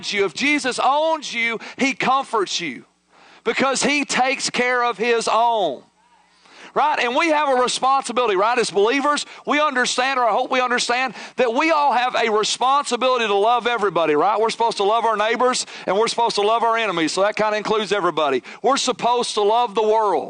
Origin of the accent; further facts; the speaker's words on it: United States; as American modern day Christians